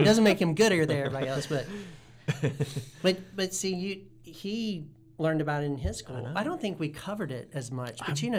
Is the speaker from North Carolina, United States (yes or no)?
yes; Guilford County, North Carolina, United States; I'm from Guilford County.